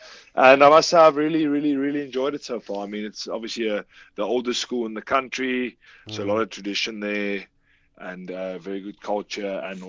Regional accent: South Africa; as South African people.

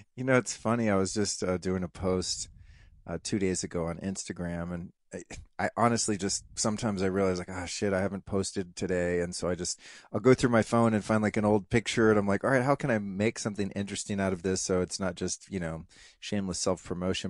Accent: Colorado, United States; I had kind of the dad out doing the cowboy hunter, fisher, outdoorsman thing in Colorado

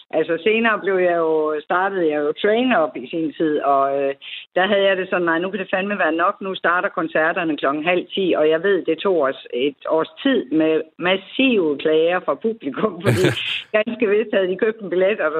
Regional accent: Aarhus, Central Denmark Region, Denmark; jeg er jo Aarhusianer og er født og opvokset her

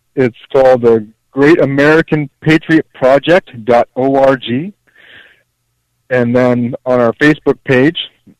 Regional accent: Canada; now in United States; I mean, I've only been out in the States now 17 years. I'm actually originally from Canada myself.

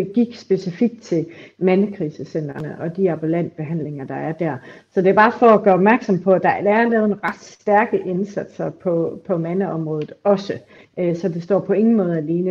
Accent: Aarhus, Central Denmark Region, Denmark; i Aarhus, hvor jeg kommer fra

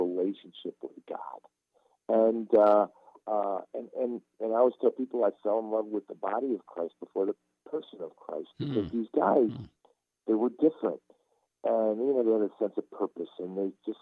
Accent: Istanbul, Turkey; now in United States; I was born in Istanbul, Turkey. I come to this country to play American football, and growing up as a Turkish Muslim

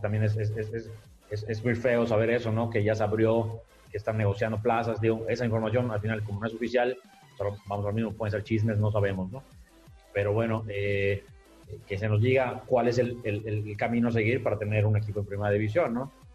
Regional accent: Yucatán, Mexico; nosotros la directiva todos somos, todos somos eh, yucatecos, crecimos acá

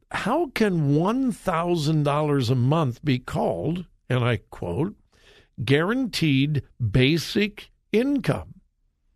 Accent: Los Angeles County, California, United States; moved away as an adult; I was born and raised in Los Angeles County. Spent, the first 21 years of my life in Los Angeles County

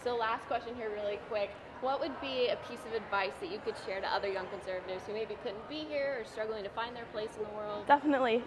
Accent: Ohio, United States; I'm from Ohio, and I'm 14

